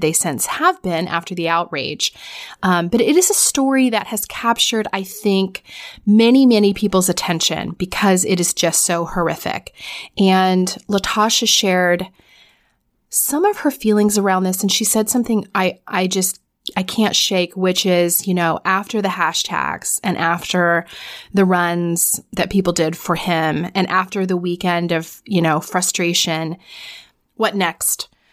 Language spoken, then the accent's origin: English; Florida, United States; I'm from Florida